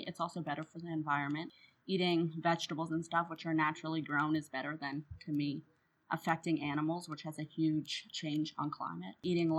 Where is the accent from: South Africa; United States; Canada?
Canada; also born or lived in Ottawa, Canada; as a Canadian, I love maple syrup.